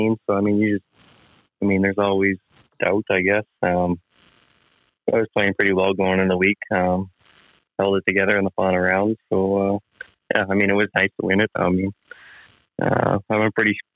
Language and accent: English; Dauphin, Manitoba, Canada; I grew up in Dauphin, so I played the Dauphin Golf Club